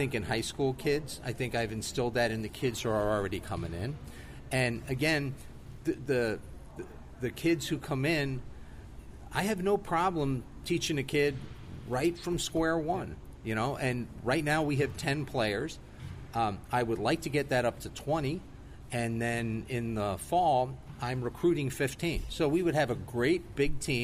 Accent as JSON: {"language": "English", "town": "Philadelphia", "region": "Pennsylvania", "country": "United States", "tie": "born or raised there", "said": "I grew up in Philadelphia"}